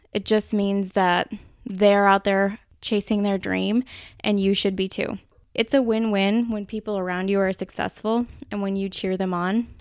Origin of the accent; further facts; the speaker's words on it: Minnesota, United States; accent: Minnesota; my Minnesota accent